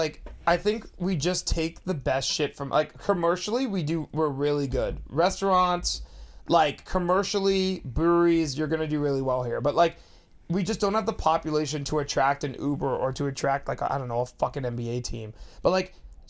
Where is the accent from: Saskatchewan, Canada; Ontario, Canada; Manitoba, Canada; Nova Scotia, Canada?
Ontario, Canada; Pickering; now in Winnipeg, Canada; I'm from Toronto. You guys know I rep it hard.